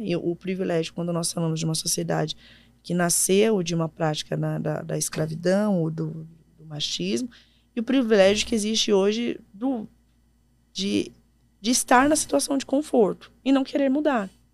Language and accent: Portuguese; São Paulo, Brazil; moved away as an adult; also born or lived in Ceará; eu sou de São uhum. Paulo